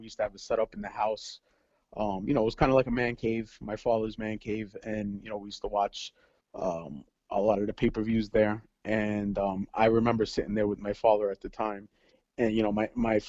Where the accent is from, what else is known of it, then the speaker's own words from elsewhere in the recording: New York City, New York, United States; moved away as an adult; now in Long Island, United States; I am a 35-year-old, born and raised in Brooklyn